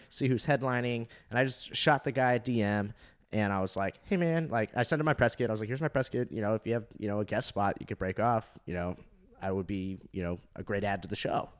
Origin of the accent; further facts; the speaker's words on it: Orange County, California, United States; moved away as an adult; also born or lived in Fort Walton Beach, Florida; I'm from Orange County, California